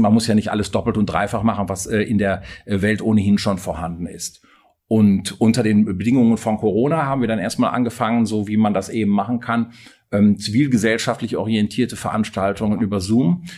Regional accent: North Rhine-Westphalia, Germany; moved away as an adult; also born or lived in Bonn; now in Freiburg, Germany; Ich stamme aus Westfalen und habe auch da äh, lange gewohnt

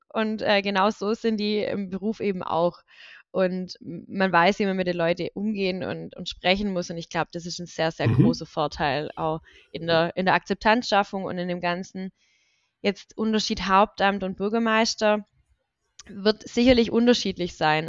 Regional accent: Reichenbach im Täle, Baden-Württemberg, Germany; now in Schlat, Germany; bin in Reichenbachheim-Täle groß geworden und ähm, das sind, ist ein Teilort von der Gemeinde Deggingen

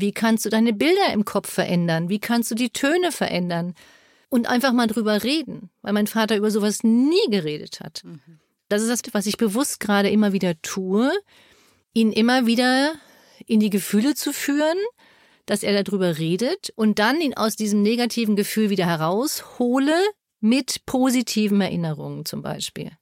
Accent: Germany; bei uns in Deutschland

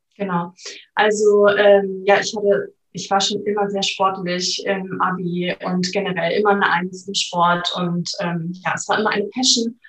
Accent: Flensburg, Schleswig-Holstein, Germany; ich komme aus Flensburg, bin 28 Jahre alt

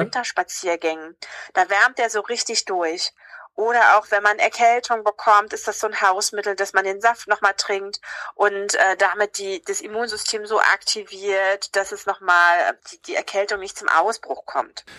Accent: Havelland, Brandenburg, Germany; ich komme aus dem Havelland

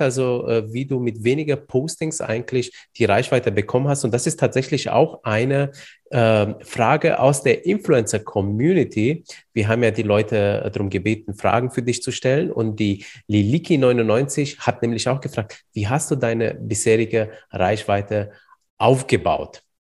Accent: Iași, Iași County, Romania; moved away; Du kommst ja genauso wie ich aus Rumänien

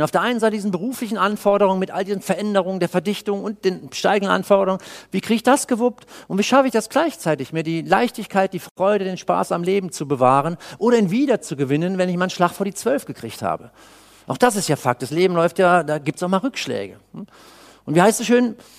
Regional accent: Cologne, North Rhine-Westphalia, Germany; Ich komme aus Köln

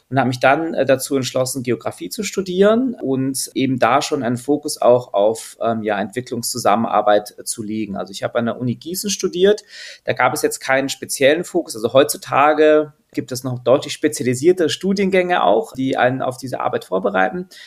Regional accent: Austria; born there; also meine Mama ist Französin, mein Papa ist Deutscher, ich bin in Österreich geboren

